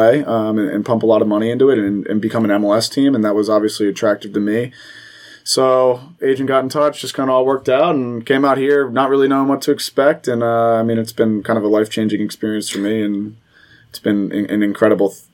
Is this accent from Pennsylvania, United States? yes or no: yes; Philadelphia, Pennsylvania, United States; moved away as an adult; now in Cincinnati, United States; my hometown team